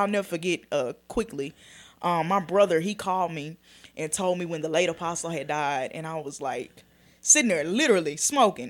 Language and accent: English; Dallas, Texas, United States; I'm born and raised in Dallas